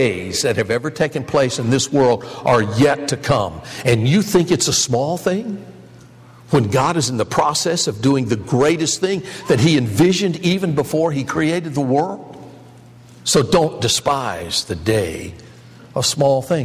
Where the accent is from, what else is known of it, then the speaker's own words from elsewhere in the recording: Michigan, United States; moved away; Kresge store or Kmart or Spartan or the ones I grew up with in Michigan